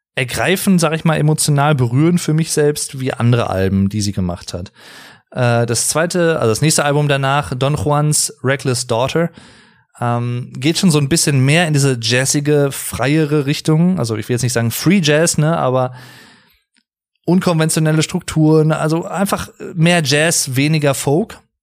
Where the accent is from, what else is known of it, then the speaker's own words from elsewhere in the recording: Germany; also born or lived in North Rhine-Westphalia; bei uns in Deutschland